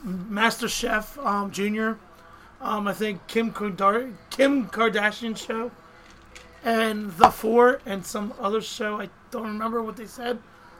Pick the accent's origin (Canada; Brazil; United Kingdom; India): United Kingdom; England; I'm English.